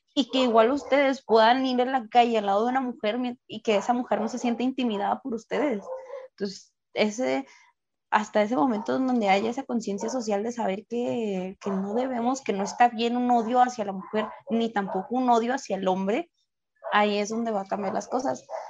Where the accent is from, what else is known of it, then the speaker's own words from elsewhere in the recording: Ciudad Juárez, Chihuahua, Mexico; tengo pues muchos compañeros que pues no son de aquí